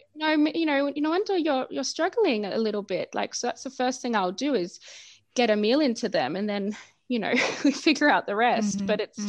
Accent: Australia; moved away as an adult; now in Berlin, Germany; I grew up in Australia

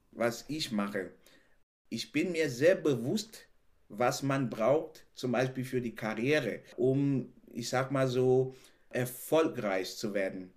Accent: Cameroon; German is a second language; moved away as an adult; now in Germany; ich bin in Kamerun aufgewachsen, habe da eine sehr glückliche Kindheit gehabt

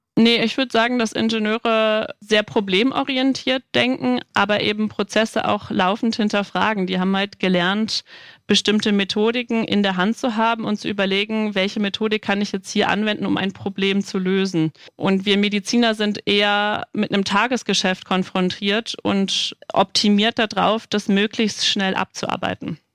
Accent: Hamburg, Germany; moved away as an adult; now in Dresden, Germany; Ich komme ursprünglich aus Hamburg

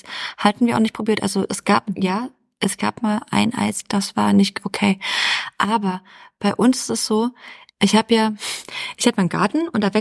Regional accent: East Germany, Germany; born there; ich meine, ich bin im Osten geboren, aber ich habe davon ja nichts erlebt. So stelle ich mir dann Ostdeutschland vor.

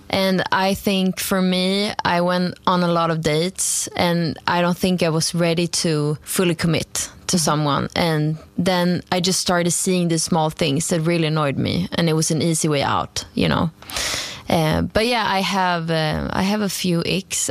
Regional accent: Stockholm, Stockholm County, Sweden; English is a second language; moved away as an adult; now in Copenhagen, Denmark; I uh, grew up in Stockholm, Sweden, mm-hmm. uh, but I'm currently living in Copenhagen

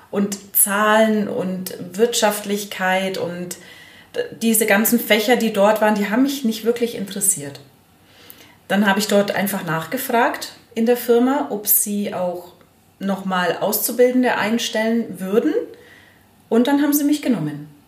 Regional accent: Allgäu, Bavaria, Germany; ich bin 40 Jahre alt und ich komme aus dem Allgäu

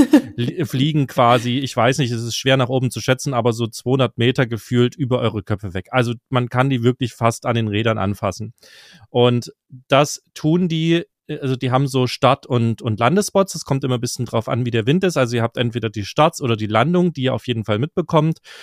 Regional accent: East Germany, Germany; für mich als Ostdeutscher äh, ganz spannend, weil ich noch ein bisschen Russisch spreche

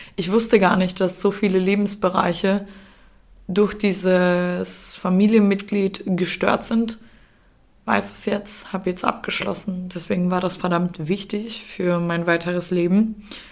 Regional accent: Austria; now in Germany; Der Umzug in meine Heimat Österreich

